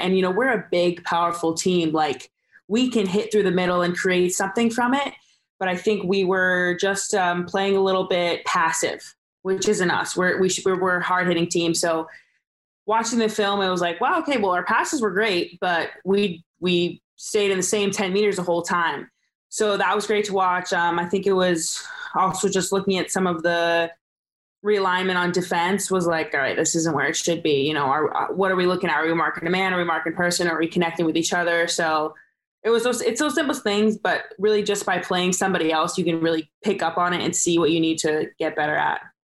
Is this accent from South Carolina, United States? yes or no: no; Southern California, United States; we're from Southern California